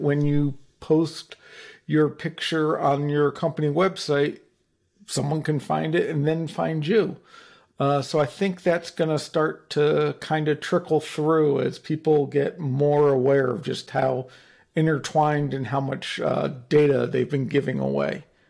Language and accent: English; New Jersey, United States; I'm, I'm from New Jersey and my father was a lawyer